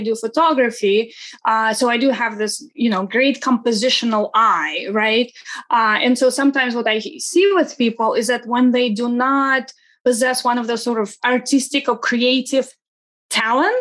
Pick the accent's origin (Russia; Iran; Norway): Russia; Saint Petersburg; English is a second language; now in United States; I wasn't born in the States. I am originally from Russia, from St. Petersburg, Russia.